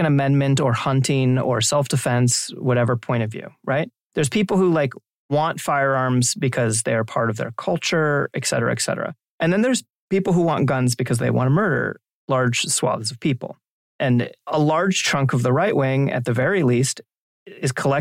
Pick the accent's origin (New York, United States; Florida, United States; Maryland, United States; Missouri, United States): Maryland, United States; moved away; I'm originally from Maryland